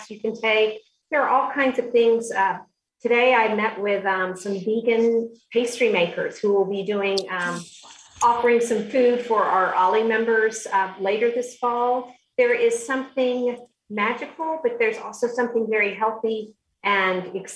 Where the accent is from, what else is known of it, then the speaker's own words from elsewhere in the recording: Florida, United States; also born or lived in Missoula, Montana / Illinois / the South; now in Sedona, United States; I grew up in Florida.